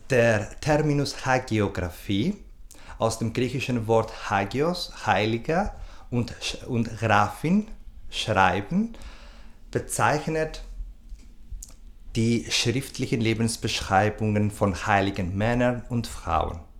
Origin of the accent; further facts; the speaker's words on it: Cyprus; moved away as an adult; now in Vienna, Austria; Ich komme aus Zypern, wo ich mein Bachelorstudium abgeschlossen habe. Seit ähm, zwei, äh, 2012 bin ich, wohne und arbeite ich in Wien.